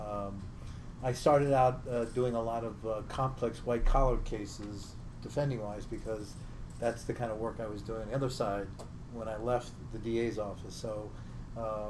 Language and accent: English; New York, United States; moved away as an adult; now in Boston, United States; I grew up in New York